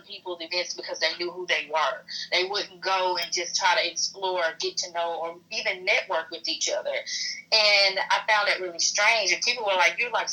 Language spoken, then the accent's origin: English; Illinois, United States; moved away as an adult; now in Jackson, United States; I'm from Illinois